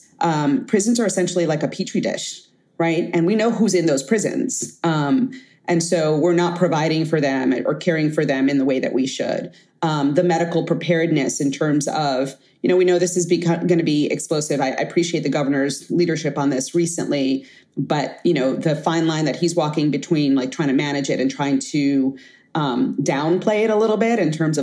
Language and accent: English; New York City, New York, United States; I grew up in Bed-Stuy, or Bedford-Stuyvesant, Brooklyn, famously infamous